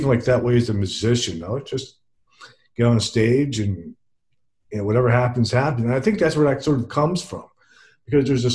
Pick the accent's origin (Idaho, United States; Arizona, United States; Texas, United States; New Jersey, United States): New Jersey, United States; Princeton; also born or lived in Trenton, New Jersey; now in Alabama, United States; I live in Alabama now, but I'm originally from Princeton, New Jersey.